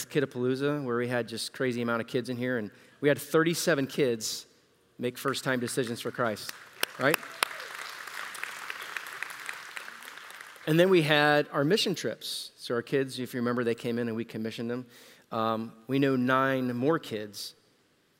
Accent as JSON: {"language": "English", "region": "Central Florida", "country": "United States", "said": "we're from Central Florida, it's hotter."}